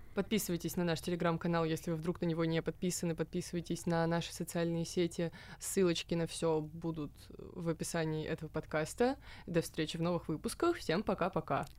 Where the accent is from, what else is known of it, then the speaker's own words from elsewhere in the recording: Moscow, Russia; мы и есть этот стереотип